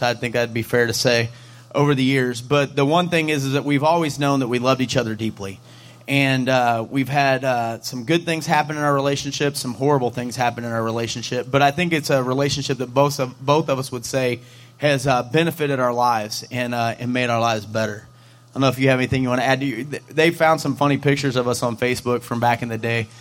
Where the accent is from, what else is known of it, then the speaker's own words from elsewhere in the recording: St. Louis, Missouri, United States; we're from St. Louis